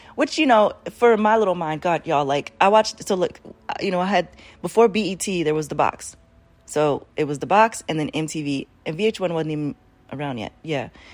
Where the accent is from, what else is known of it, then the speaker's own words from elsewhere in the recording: Baltimore, Maryland, United States; I was raised in Baltimore